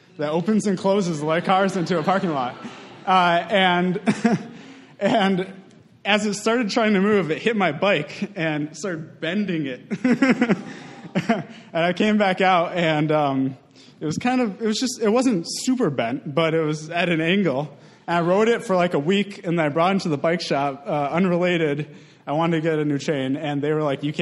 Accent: Madison, Wisconsin, United States; I grew up in Madison, about a block from Camp Randall

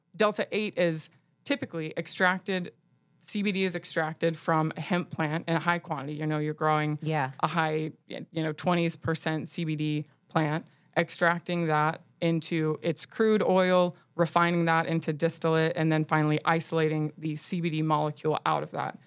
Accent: Nashville, Tennessee, United States; also born or lived in New York; I'm from Nashville

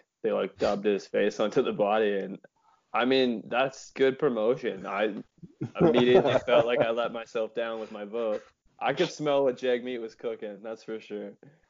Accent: Canada; We're all Canadian.

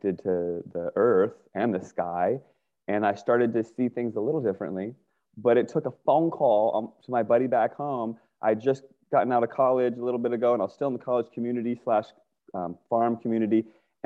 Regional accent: Northern Virginia, United States; I grew up in Northern Virginia

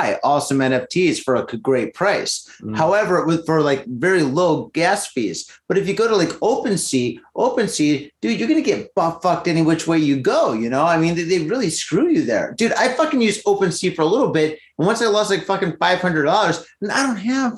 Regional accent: United States; I'm American

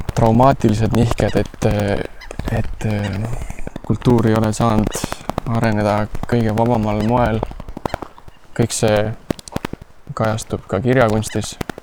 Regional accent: Estonia; also born or lived in Lausanne, Switzerland; kus ma pärit olen

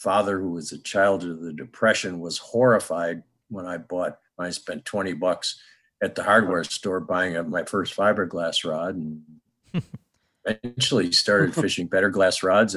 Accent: Rochester, New York, United States; I grew up outside of Rochester, New York

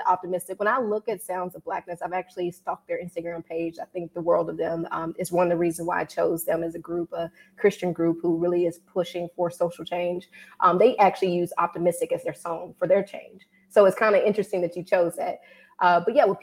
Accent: Mississippi, United States; now in Washington, D.C., United States; I'm originally from Mississippi, best state in the nation. Right now, I'm out of DC

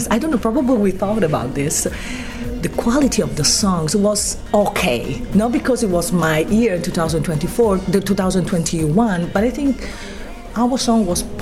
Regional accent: San Marino; from San Marino.

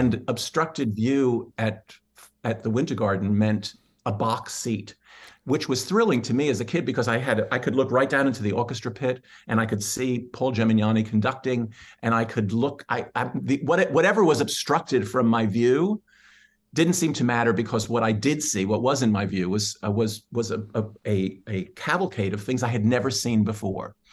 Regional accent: New York City, New York, United States; I'm a born, born and bred New Yorker. Uh, and, uh, I was born in Manhattan, and, uh, I grew up in the, on the, uh, on the Upper West Side

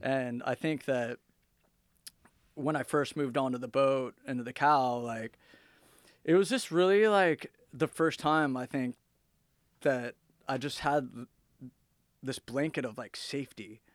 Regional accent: Fullerton, California, United States; moved away as an adult; also born or lived in West Virginia; I grew up in Southern California

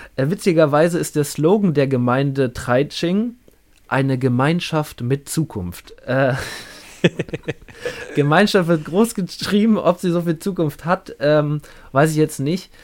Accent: Berlin, Germany; wir kommen beide aus Berlin

